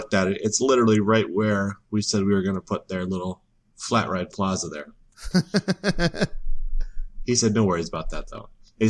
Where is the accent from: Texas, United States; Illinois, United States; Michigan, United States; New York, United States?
Michigan, United States; Muskegon; I grew up in Michigan